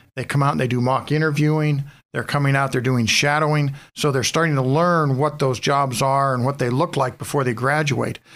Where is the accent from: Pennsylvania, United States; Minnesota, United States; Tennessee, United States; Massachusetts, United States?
Pennsylvania, United States; Harborcreek; born and raised in Harbor Creek